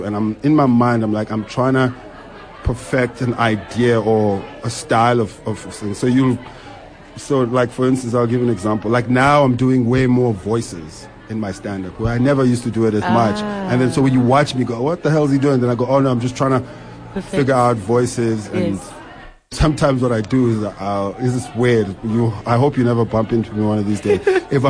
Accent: Bryanston, Gauteng, South Africa; I'm from Bryanston. … I'm Bryanston.

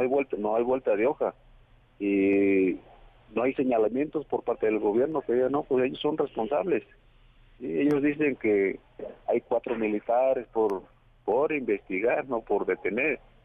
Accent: Guerrero, Mexico; accent: Guerrero speech

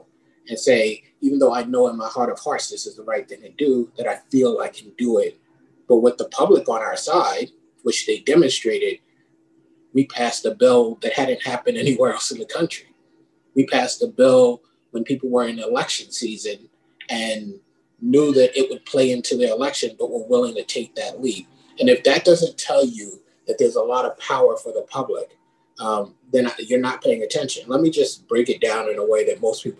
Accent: New York City, New York, United States; now in Connecticut, United States; when I was a kid, I grew up in the Bronx

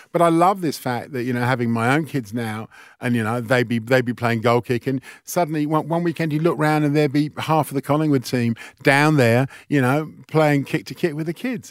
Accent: England, United Kingdom; moved away as an adult; now in Australia; growing up in England

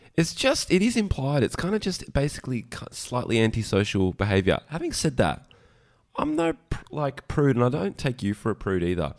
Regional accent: Queensland, Australia; I'm from Queensland

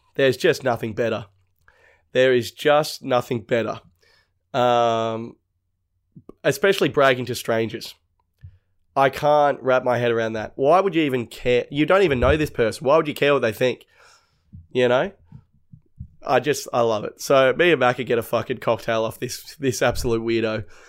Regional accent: North Shore, New South Wales, Australia; we're from, like, the North Shore.

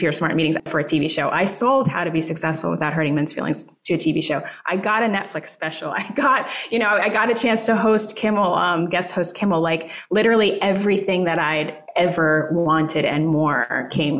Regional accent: United States; also born or lived in Jamaica; I'm American.

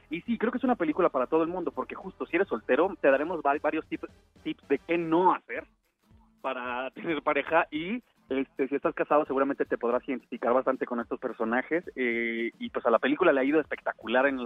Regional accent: Mexico; born there; yo nací en México y soy mexicano y ya

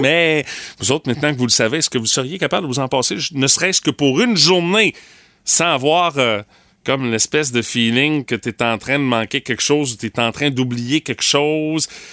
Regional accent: Rimouski, Quebec, Canada; chez nous à Rimouski

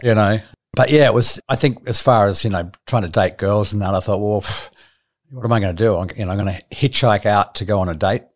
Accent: Sydney, New South Wales, Australia; also born or lived in Melbourne; I was born in Melbourne, and the age of eight, we moved to Sydney to a place called Cottage Point

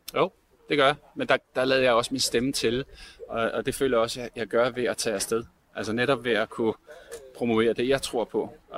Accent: Denmark; vi som danskere

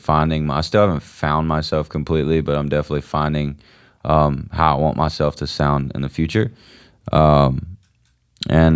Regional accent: Georgia, United States; accent: country twang; I'm from Georgia

